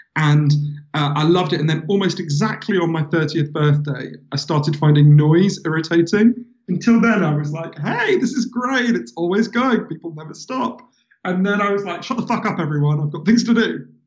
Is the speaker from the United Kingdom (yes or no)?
yes; London, United Kingdom; also born or lived in Glasgow; I'm from London. So um, I've, I've um, yeah, I was I was born in in uh, Glasgow because my mother's Scottish. Um, but they moved here when I was a baby